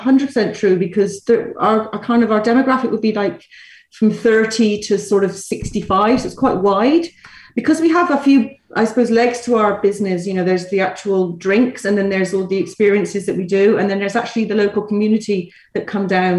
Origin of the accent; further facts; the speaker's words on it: Bristol, South West England, United Kingdom; moved away as an adult; now in Dublin, Ireland; I'm from Bristol